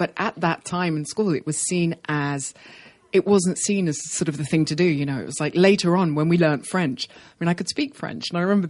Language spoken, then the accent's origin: English; London, United Kingdom; moved away as an adult; also born or lived in Portugal; now in Barcelona, Spain; growing up in London, I remember at school, I would go in every day and sort of kiss everyone on the cheek twice, because that's what you do in Portugal.